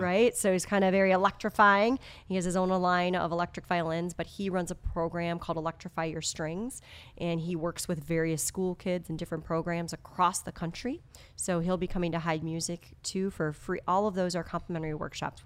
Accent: outside of Madison, Wisconsin, United States; moved away as an adult; now in Appleton, United States; I grew up actually outside of Madison.

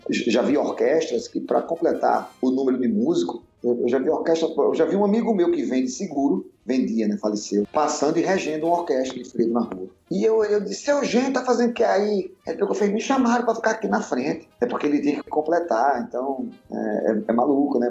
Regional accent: Northeast Brazil, Brazil; eu sou nordestino

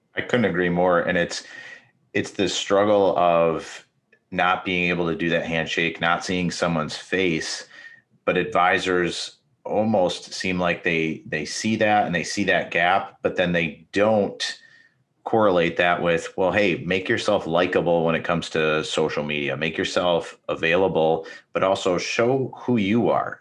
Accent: Minnesota, United States; now in Michigan, United States; I'm actually from Minnesota, even though I live in Michigan

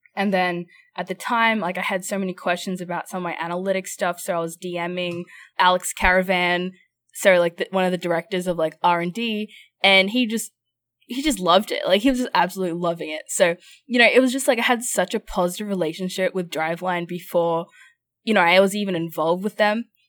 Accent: Brisbane, Queensland, Australia; moved away as an adult; also born or lived in Los Angeles; I'm from Brisbane, Australia

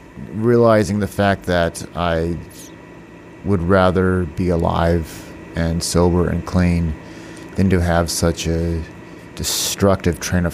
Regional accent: Washington, United States; also born or lived in North Carolina / Texas / California; I'm originally, I was born in North Carolina. My dad was in the Air Force. I lived in Texas, California, and most of my life in Washington State.

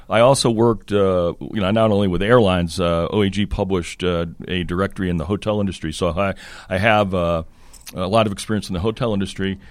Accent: Connecticut, United States; also born or lived in Boston area, Massachusetts / France; grew up in Connecticut.

